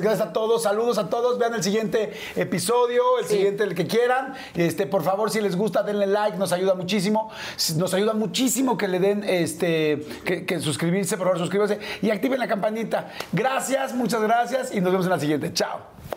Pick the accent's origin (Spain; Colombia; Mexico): Mexico; small town near Papantla, Veracruz; he pasado casi toda mi infancia y adolescencia en Veracruz en un pueblito muy chiquito cerca de Papantla